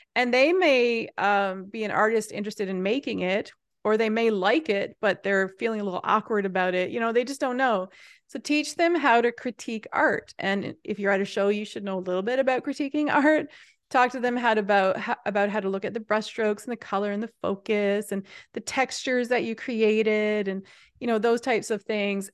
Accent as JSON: {"language": "English", "town": "Happy Adventure", "region": "Newfoundland and Labrador", "country": "Canada", "said": "I'm from Newfoundland, which is a remote island off the edge of Canada, but I'm also from a tiny little town called Happy Adventure"}